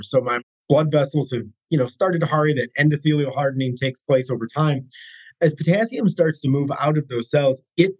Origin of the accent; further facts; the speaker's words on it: United States; I'm American, born and blue, love my country